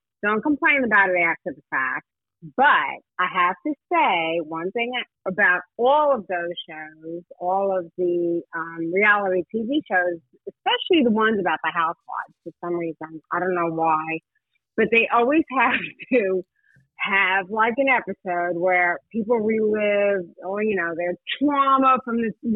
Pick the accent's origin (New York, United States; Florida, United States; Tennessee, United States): New York, United States; girls I grew up with in New York